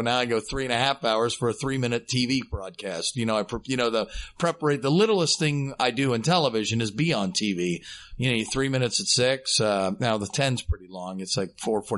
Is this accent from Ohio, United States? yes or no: yes; Dayton, Ohio, United States; from right here in Dayton, born and raised in Dayton, Ohio